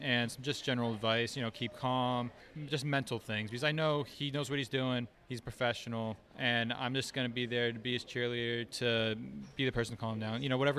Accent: Stamford, Connecticut, United States; from Stamford, Connecticut.

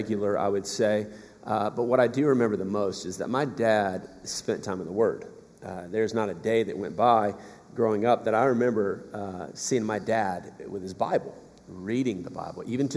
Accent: South Georgia, United States; moved away; So I'm from South Georgia originally.

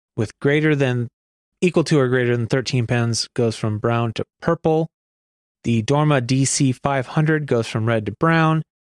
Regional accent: Oregon, United States; my home state of Oregon

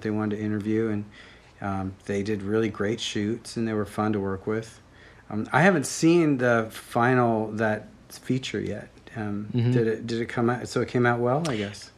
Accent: Bellingham, Washington, United States; also born or lived in Seattle, Washington; I grew up in Bellingham, Washington.

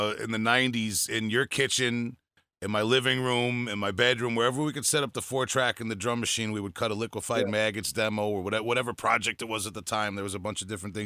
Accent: Long Island, New York, United States; we're from Long Island.

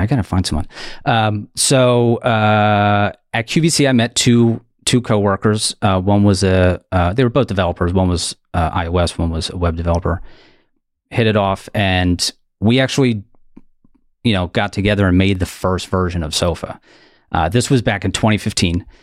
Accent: Delaware County, outside Philadelphia, Pennsylvania, United States; accent: Delco; I am from uh, suburbs outside of Philly, um, specifically a township called Delco or Delaware County. That's why my voice sounds like this

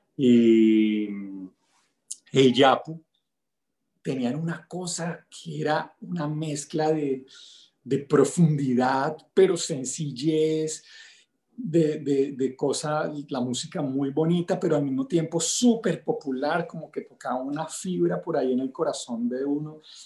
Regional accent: El Limón, Venezuela; moved away; also born or lived in Bogotá, Colombia; Nací pues en Bogotá, pero crecí en un pueblito de la costa venezolana que se llama El Limón

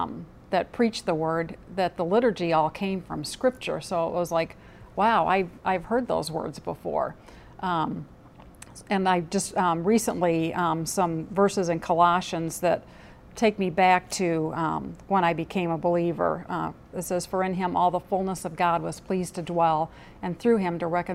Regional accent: Midwest, United States; I was born and raised in the Midwest. I was raised in a family that went to church every Sunday, but I wasn't a believer until after I had finished college.

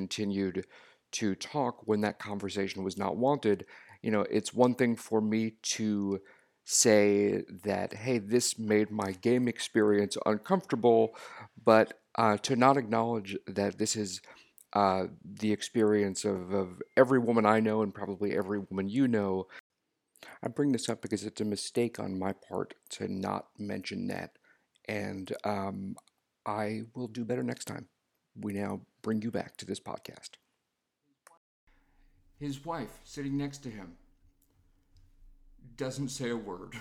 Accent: Long Island, New York, United States; moved away; I grew up on Long Island

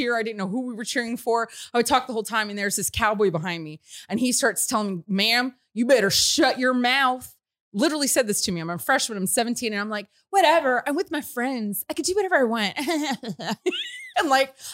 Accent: Houston, Texas, United States; I'm from South Texas, you know, Houston, and went to West Texas to Texas Tech.

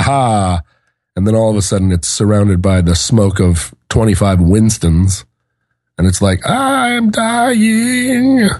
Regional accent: Alaska, United States; moved away; also born or lived in Seattle, Washington; I grew up in Washington and Alaska, somewhat, somewhat equally. I went through first through fourth grade, kindergarten through fourth grade in Seattle, and fifth through twelfth in Alaska

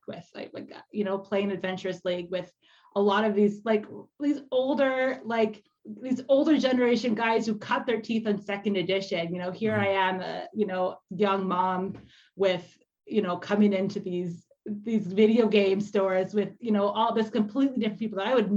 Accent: Canada; I'm also Canadian

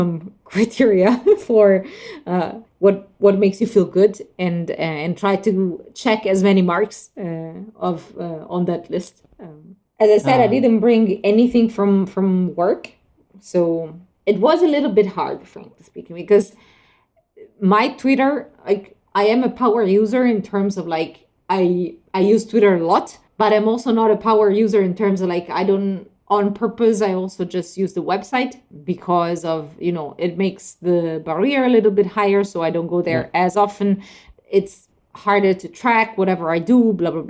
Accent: Italy; moved away; I haven't been in Italy for almost 2 years now. I mean, I was there last summer, so, but still, it's 1 year actually. Yeah, my hometown is on the seaside

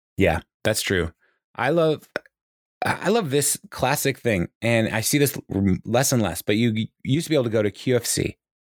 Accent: Kirkland, Washington, United States; moved away; I grew up in Kirkland, Washington

